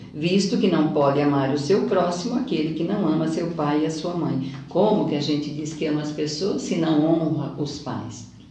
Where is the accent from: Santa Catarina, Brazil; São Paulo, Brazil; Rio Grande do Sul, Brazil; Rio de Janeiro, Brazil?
Santa Catarina, Brazil; Siderópolis; now in Criciúma, Brazil; eu sou daquela terra